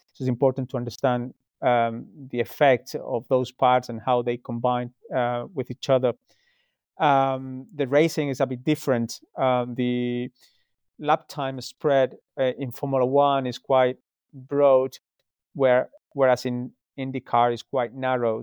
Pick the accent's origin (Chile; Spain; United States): Spain; moved away as an adult; now in United Kingdom; I'm originally from Spain, um, but I moved to the UK nearly uh, 17 years ago.